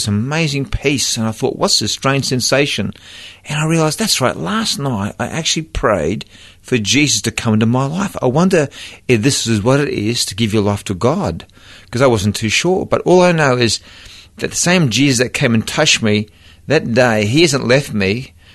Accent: Brisbane, Queensland, Australia; I was born and bred in Brisbane

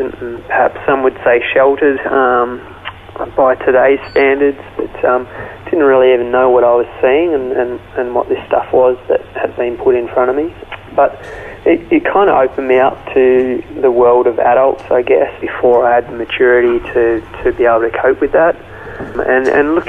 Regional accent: Melbourne, Victoria, Australia; I grew up in Melbourne, Australia

